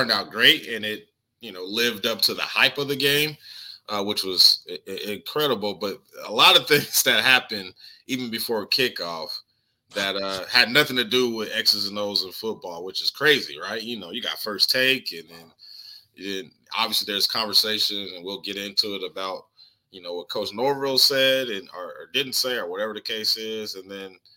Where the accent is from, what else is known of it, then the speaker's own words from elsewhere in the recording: Colorado, United States; moved away; also born or lived in overseas; I'm from Colorado